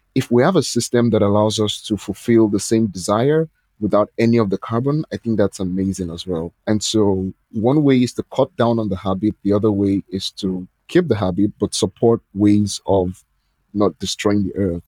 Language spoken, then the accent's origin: English; Nigeria; I'm from Nigeria